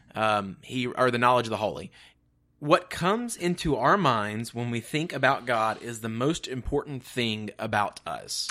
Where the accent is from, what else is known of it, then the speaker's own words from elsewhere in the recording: Mississippi, United States; We're from Mississippi